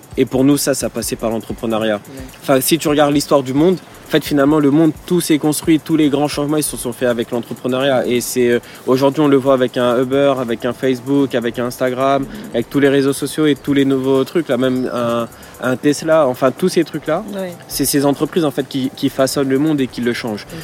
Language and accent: French; Villepinte, Île-de-France, France; j'ai grandi à Villepinte, donc dans, le 93